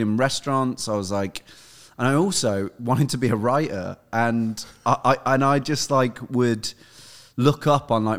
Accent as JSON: {"language": "English", "region": "Midlands", "country": "United Kingdom", "tie": "born or raised there", "said": "I grew up in the Midlands"}